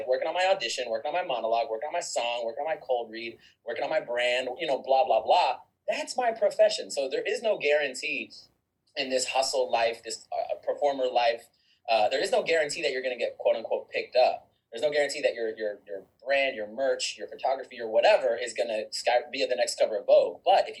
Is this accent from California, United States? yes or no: yes; California, United States; born there; also born or lived in Korea / Germany / Panama / Kentucky; I was born in California in a military family, and then I instantly moved all over the world. So Korea, Germany, Panama, the country, not Florida, Panama, Kentucky, Virginia, Florida, then Texas.